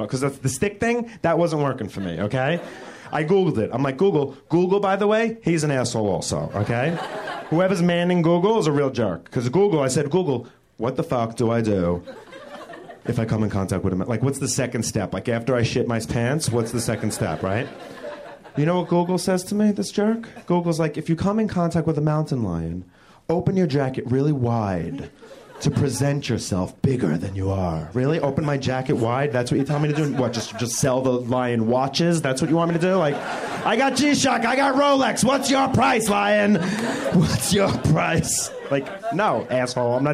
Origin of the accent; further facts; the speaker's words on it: New York, United States; moved away as an adult; now in Los Angeles, United States; I'm from New York. I moved out here a year ago